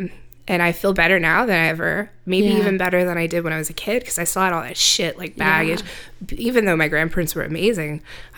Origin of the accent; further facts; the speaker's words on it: Central Luzon, Philippines; born there; I was born in the Philippines on a military base.